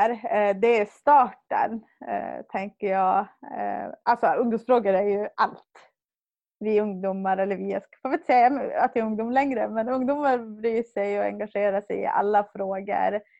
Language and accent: Swedish; Hemavan, Västerbotten County, Sweden; moved away as an adult; now in Jokkmokk, Sweden; Jag kommer från Hemavan men bor sedan 2011 i Jokkmokk. Jag är eh, 30 år